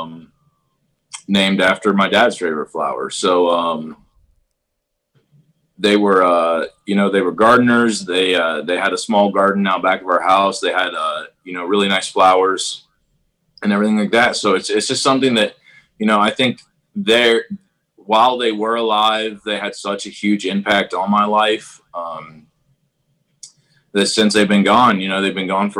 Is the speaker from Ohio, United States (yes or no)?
yes; Crooksville, Ohio, United States; I'm from Perry County, Ohio, and a little, it's not, it's, I like to say it's a village. It's the village of Crooksville